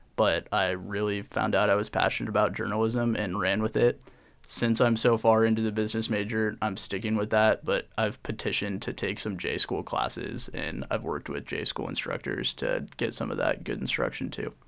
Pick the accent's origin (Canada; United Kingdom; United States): United States; Portland, Oregon; I grew up in Portland, Oregon